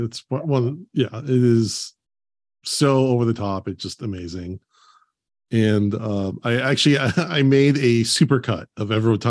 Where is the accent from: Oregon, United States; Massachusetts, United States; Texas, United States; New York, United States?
Oregon, United States; now in Los Angeles, United States; I live in L.A. now, but I grew up in Oregon.